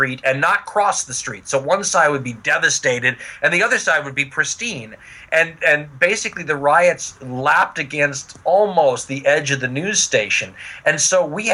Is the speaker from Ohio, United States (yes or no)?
no; Los Angeles, California, United States; born or raised there